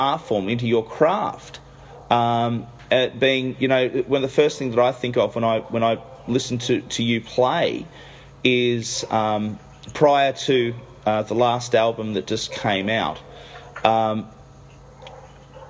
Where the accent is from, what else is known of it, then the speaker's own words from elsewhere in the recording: Australia; I'm not from America. So when I say this as an Australian